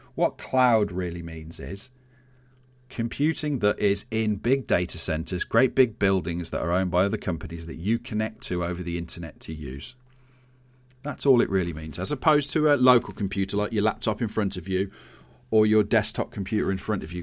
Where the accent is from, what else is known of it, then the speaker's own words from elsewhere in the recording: Birmingham, West Midlands, United Kingdom; I grew up in Birmingham